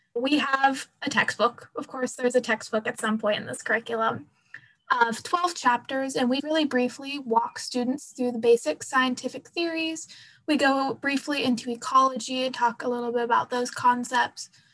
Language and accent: English; Pacific Northwest, United States; I'm from the Pacific Northwest, so trees are kind of just a fact of life